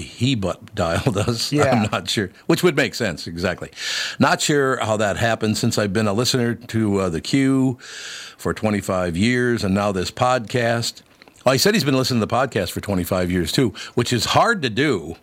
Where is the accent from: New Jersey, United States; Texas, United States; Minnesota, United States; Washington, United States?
Minnesota, United States; Minneapolis; also born or lived in Long Prairie, Minnesota; I grew up there